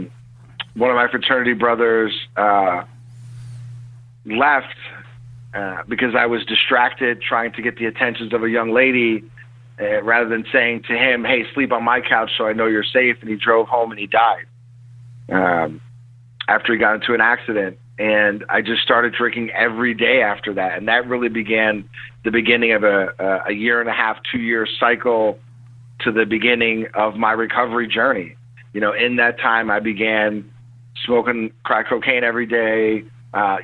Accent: Scranton, Pennsylvania, United States; also born or lived in Tacoma, Washington; My mother moved back to northeastern Pennsylvania, up in the Scranton area

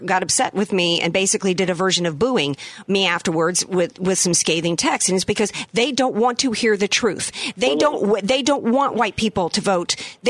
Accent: Deep South, United States; I come from the Deep South, I grew up in the Deep South, white people in my generation

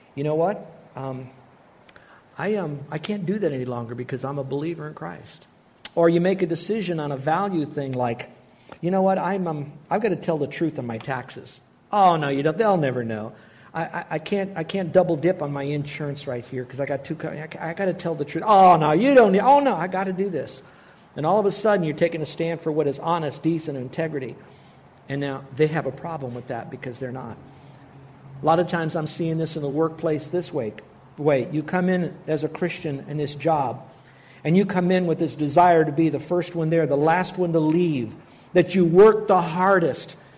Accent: United States; I'm an American

